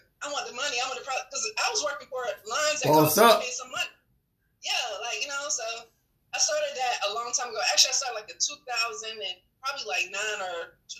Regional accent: Atlanta, Georgia, United States; I was born in Grady. I'm a Grady baby.

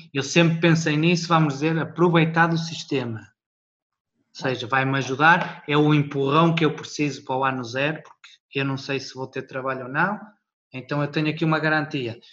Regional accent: Portugal; moved away as an adult; now in Luxembourg; sou português, mas estou a viver no Luxemburgo

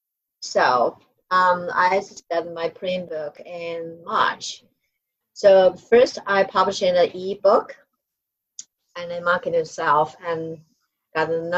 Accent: Taiwan; I'm not from China, I'm from Taiwan

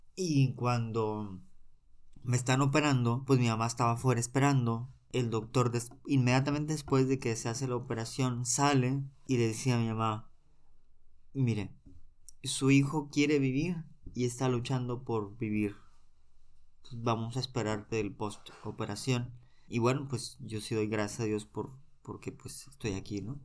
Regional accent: Monterrey, Nuevo León, Mexico; soy originario de Monterrey

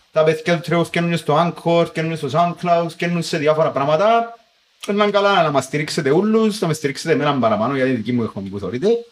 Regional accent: Cyprus; ότι εγώ είμαι Κύπριος

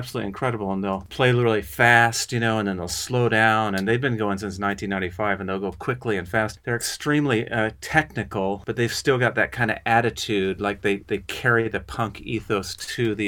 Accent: Kansas, United States; I'm from Kansas

